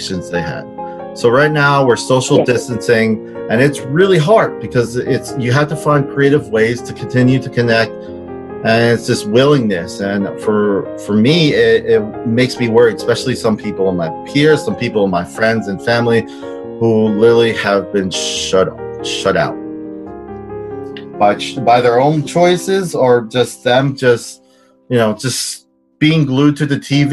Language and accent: English; New Jersey, United States; I'm from Jersey.